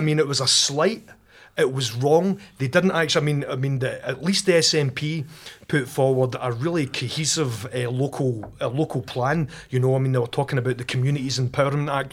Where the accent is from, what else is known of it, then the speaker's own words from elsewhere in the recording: Rutherglen, Scotland, United Kingdom; I was brought up in Glasgow, in Rutherglen, uh, in a family that was half Catholic, half Protestant